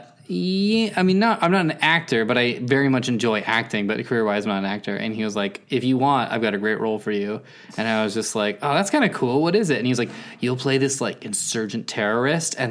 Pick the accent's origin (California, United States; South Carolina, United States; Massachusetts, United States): California, United States; San Jose; now in Los Angeles, United States; growing up in San Jose